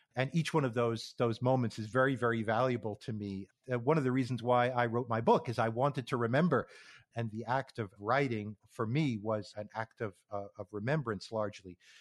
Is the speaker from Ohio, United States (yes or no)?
no; New York area, United States; moved away as an adult; also born or lived in Connecticut / Phoenix, Arizona; I grew up in the New York area on the east coast